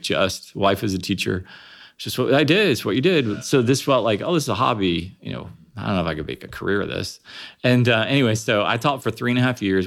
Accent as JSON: {"language": "English", "town": "Springfield", "region": "Ohio", "country": "United States", "tie": "born or raised there", "said": "I grew up in Springfield, Ohio"}